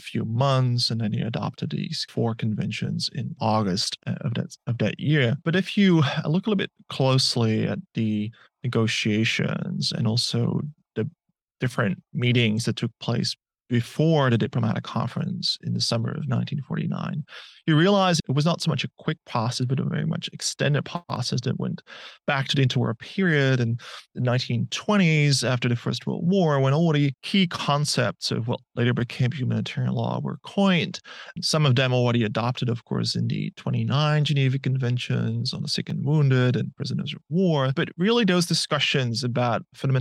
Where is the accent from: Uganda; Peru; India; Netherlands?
Netherlands; southern Netherlands; now in Melbourne, Australia; the place where I grew up, which is in the south of the Netherlands